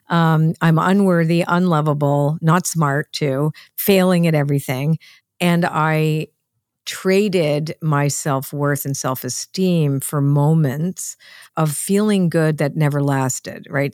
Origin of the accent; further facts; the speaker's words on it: Canada; I wasn't really Canadian, because my parents were immigrants